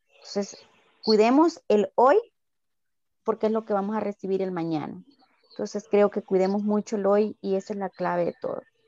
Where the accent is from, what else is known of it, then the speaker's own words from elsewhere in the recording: El Salvador; los salvadoreños somos muy capaces de salir adelante